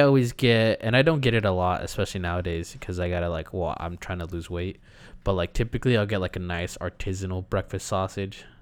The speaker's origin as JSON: {"language": "English", "region": "California", "country": "United States", "said": "We're Californians."}